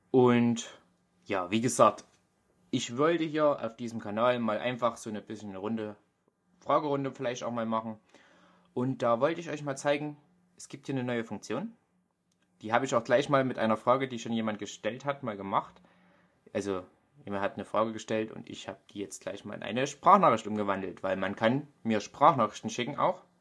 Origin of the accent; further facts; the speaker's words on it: Germany; accent: Vogtland dialect; Also man hört es mir richtig doll an. Ich habe einen vogtländischen Dialekt.